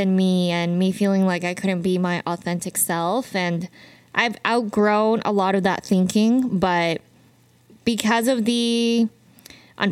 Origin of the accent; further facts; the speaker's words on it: Utah, United States; moved away as an adult; now in Arizona, United States; I am from Utah. So Arizona is still quite new for me